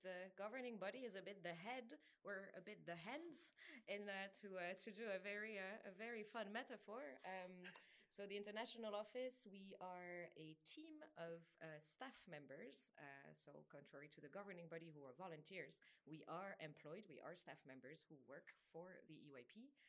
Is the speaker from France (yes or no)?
yes; France; now in Berlin, Germany; I'm from France originally, but I live in Berlin